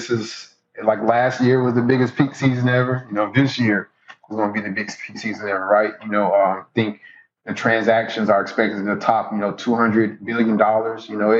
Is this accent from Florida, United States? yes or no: yes; Jacksonville, Florida, United States; He's in Duval now. I wish him the absolute best because he is leading a team that, you know, my hometown team.